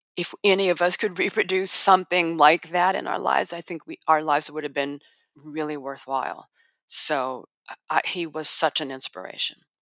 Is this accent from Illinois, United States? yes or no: yes; Chicago, Illinois, United States; I'm from Chicago